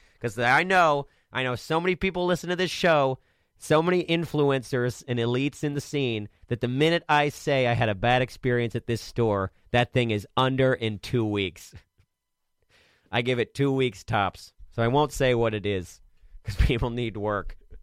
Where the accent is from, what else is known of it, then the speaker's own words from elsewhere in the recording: Maryland, United States; I'm from Maryland and I live here